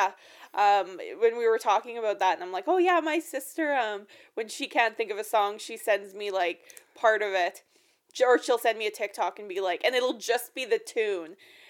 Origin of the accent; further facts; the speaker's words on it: Saskatchewan, Canada; we're from Saskatchewan